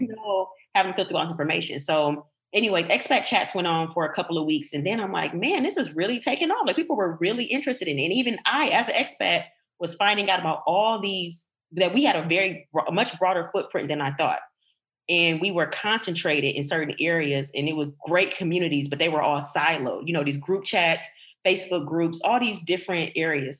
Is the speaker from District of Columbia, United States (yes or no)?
no; Detroit, Michigan, United States; moved away as an adult; also born or lived in Portugal; I was growing up in Detroit